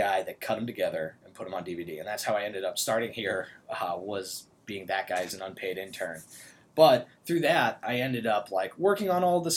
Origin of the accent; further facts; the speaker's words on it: Newton, Massachusetts, United States; I grew up in Newton, which is right outside of Boston